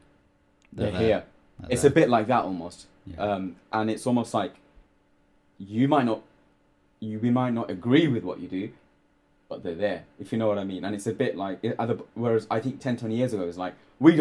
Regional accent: London, United Kingdom; growing up in London

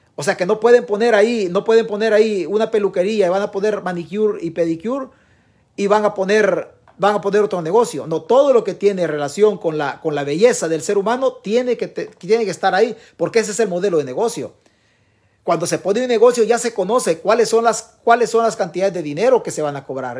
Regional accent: El Salvador; somos como salvadoreños

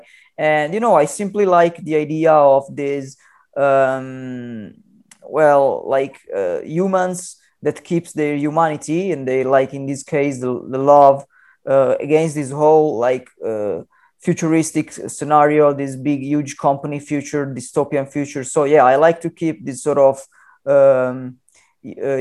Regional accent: Turin, Piedmont, Italy; now in Milan, Italy; I attended high school for graphic and photographic arts in my hometown, which is Turin in Italy.

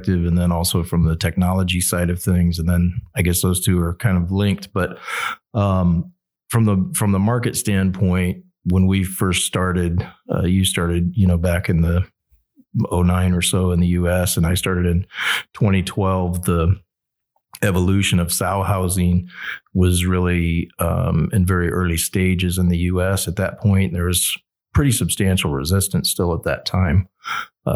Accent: outside of the Dallas Metroplex, Texas, United States; moved away; I grew up outside of the Dallas Metroplex

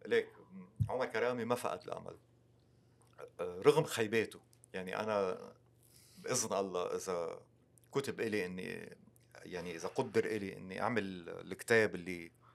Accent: Lebanon; أنا مسلم ومسيحي، وفي جزء فلسطيني، وفي جزء سوري، بس أنا لبناني

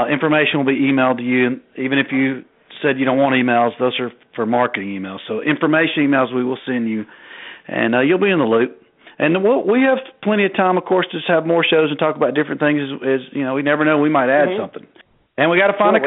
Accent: the South, United States; accent: southern; my southern accent

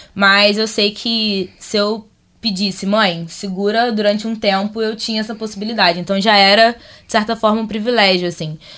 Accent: Rio de Janeiro, Brazil; vim do Rio de Janeiro, do Caxambi, da Zona Norte.

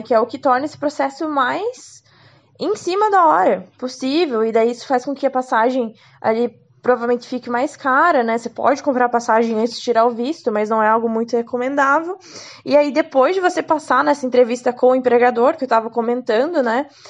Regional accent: Curitiba, Paraná, Brazil; sou de Curitiba, tinha uma franquia aqui

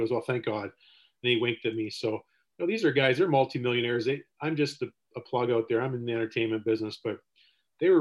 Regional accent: Seaforth, Ontario, Canada; growing up in Seaforth

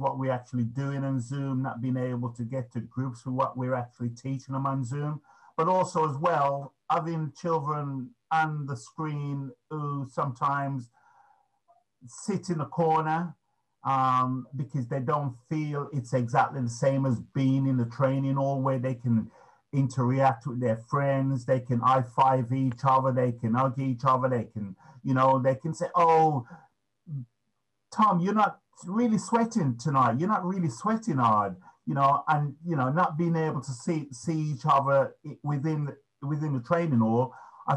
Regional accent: Birmingham, West Midlands, United Kingdom; moved away; Originally, I'm from Birmingham

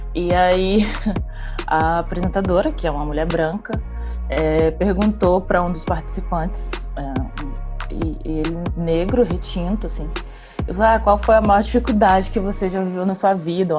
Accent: Vitória, Espírito Santo, Brazil; sou daqui de Vitória

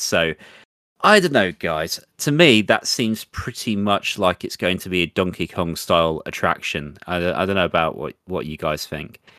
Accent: England, United Kingdom; accent: English; my butchered English accent

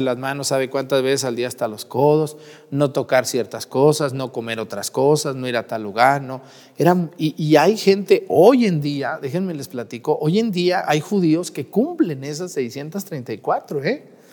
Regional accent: Mexticacán, Jalisco, Mexico; moved away; mi pueblo que tanto extraño, mi pueblo, Mesticacán, allá en Jalisco, un pueblo muy chiquito de los Altos de Jalisco

